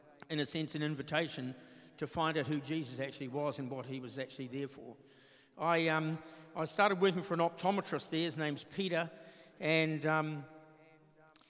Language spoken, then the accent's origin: English; Morrinsville, Waikato, New Zealand; I'm from Morrinsville in the Waikato. And I was born and bred down there, went to school there